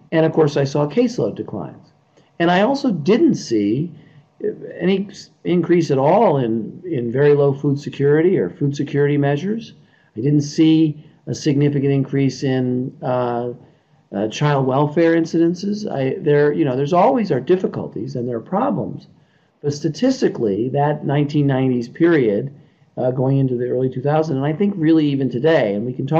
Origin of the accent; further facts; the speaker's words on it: New York City, New York, United States; I grew up in Brooklyn, New York